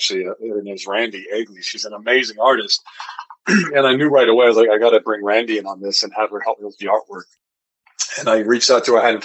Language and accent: English; Wyoming, United States; now in Salt Lake City, United States; I grew up in Wyoming